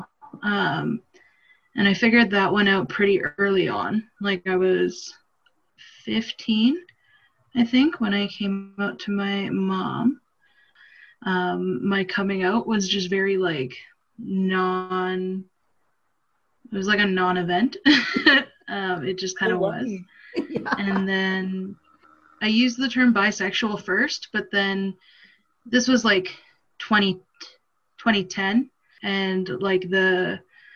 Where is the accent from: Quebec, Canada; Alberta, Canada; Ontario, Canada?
Alberta, Canada; just outside of Edmonton; I grew up just outside of Edmonton, so, like, a smaller town, but still, like, close to the city